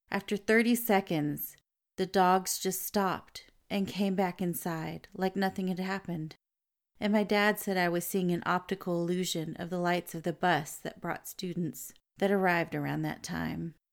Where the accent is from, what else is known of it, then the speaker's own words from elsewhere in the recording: Brazil; English is a second language; I'm from Brazil.